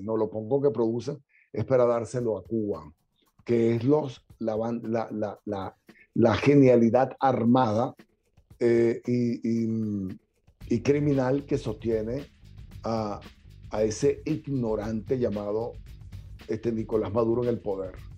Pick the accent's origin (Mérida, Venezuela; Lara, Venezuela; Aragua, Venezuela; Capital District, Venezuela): Lara, Venezuela; Barquisimeto; also born or lived in Caracas, Venezuela; now in United States; soy guaro, pero de pura cepa. Nací en un barrio que hoy llaman La Sucre. Antes era la calle 33, eh, cerca del Estadio Olímpico, donde está el Domo Bolivariano, donde está el Farid Richard. Ahí, justamente en esa zona, eh, nací. Ahí me formé los primeros años de mi infancia